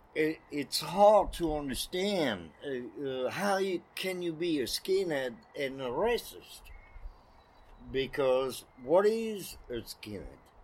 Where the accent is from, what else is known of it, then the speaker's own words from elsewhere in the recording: Roubaix, Hauts-de-France, France; English is a second language; also born or lived in Paris; now in Portland, United States; I'm from Roubaix, mm-hmm. which is notorious town in France.